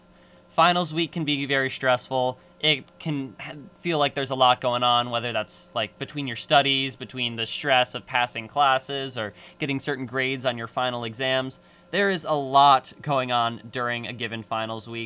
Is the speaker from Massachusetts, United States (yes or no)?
yes; Massachusetts, United States; moved away; also born or lived in Evanston, Illinois; I'm from Massachusetts, New England, New York, New Jersey.